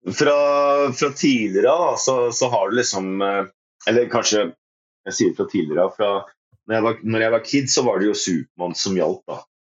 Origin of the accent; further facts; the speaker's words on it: Risør, Agder, Norway; also born or lived in Porsgrunn, Telemark; now in Kongsberg, Norway; jeg er født i Porsgrunn. Bodde der et år på Klyve. Og så var det resten av oppveksten det var i Risør i, eh, i Aust-Agder.